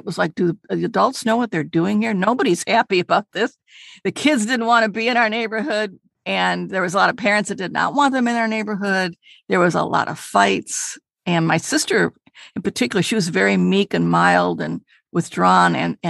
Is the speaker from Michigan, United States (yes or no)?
yes; Detroit, Michigan, United States; We grew up in Detroit. It was a lower middle class family.